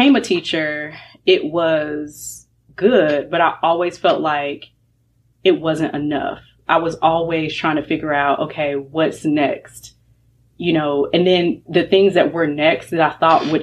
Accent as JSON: {"language": "English", "region": "North Carolina", "country": "United States", "tie": "born or raised there", "also_born_or_lived": "Florida", "said": "I'm raised in North Carolina. I was born in Florida."}